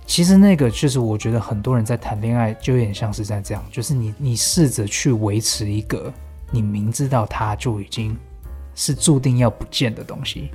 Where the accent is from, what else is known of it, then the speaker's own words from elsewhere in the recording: Taipei, Taiwan; moved away; also born or lived in Los Angeles, United States; 我们台北人